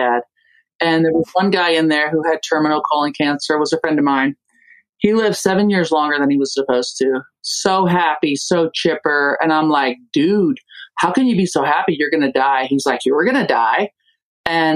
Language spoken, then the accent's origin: English; Germany; moved away; I grew up in Germany.